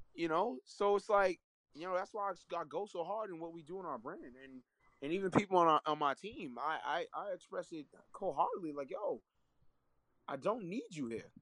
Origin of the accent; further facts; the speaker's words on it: New York City, New York, United States; also born or lived in Laurelton, Queens; I was born in Harlem. You know what I mean? In East Harlem, I was born in.